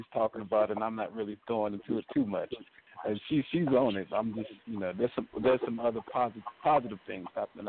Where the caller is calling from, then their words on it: Chicago, Illinois, United States; I'm calling from Chicago.